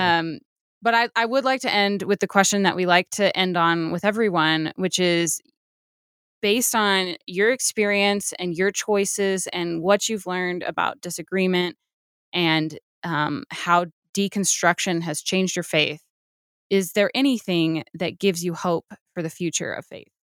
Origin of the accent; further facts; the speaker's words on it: New Mexico, United States; I'm from New Mexico